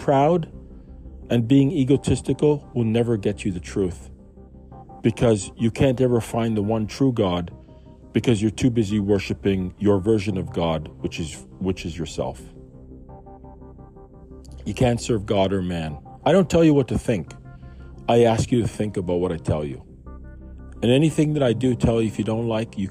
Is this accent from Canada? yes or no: yes; Canada; I was born in Canada, in Grace Hospital on a Sunday.